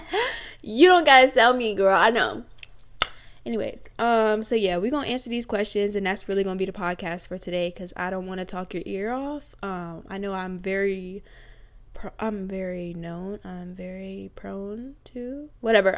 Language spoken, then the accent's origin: English; Newport News, Virginia, United States; I'm from Newport News, Virginia. Yeah, big seven five seven